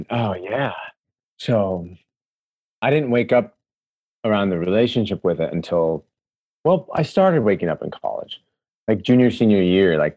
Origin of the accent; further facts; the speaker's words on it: Des Moines, Iowa, United States; So out of Iowa City, Iowa, I'm fourth generation Hawkeye. So I grew up in Des Moines